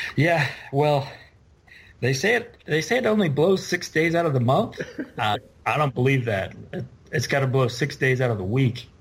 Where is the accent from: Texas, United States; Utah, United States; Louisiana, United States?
Utah, United States; Midway; So I grew up in Midway